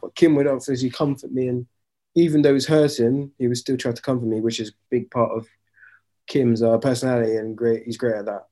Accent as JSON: {"language": "English", "region": "London", "country": "United Kingdom", "tie": "born or raised there", "said": "growing up in London"}